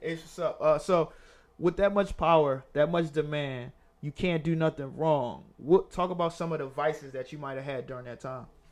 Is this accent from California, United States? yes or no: no; Philadelphia, Pennsylvania, United States; I'm from Germantown, but I lived in West